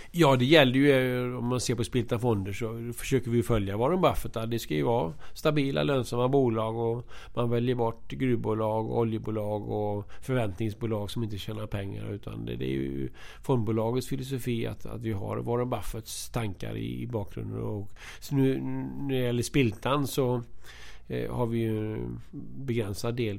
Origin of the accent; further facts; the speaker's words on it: Alingsås, Västra Götaland, Sweden; moved away; also born or lived in Linköping; Jag kommer från Alingsås